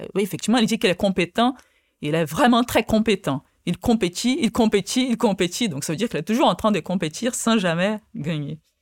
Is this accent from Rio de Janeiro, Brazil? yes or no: yes; Rio de Janeiro, Brazil; first language Portuguese; French is a second language; now in France; je suis né au Brésil